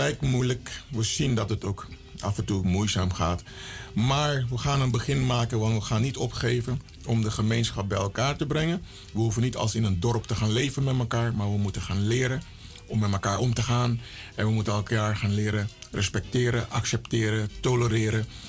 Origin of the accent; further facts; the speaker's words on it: Suriname; ik ben Surinamer